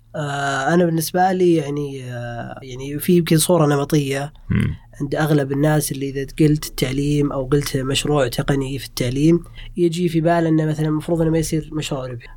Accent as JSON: {"language": "Arabic", "town": "Riyadh", "region": "Riyadh Province", "country": "Saudi Arabia", "moved": "as an adult", "said": "انا جيت آه، من الرياض"}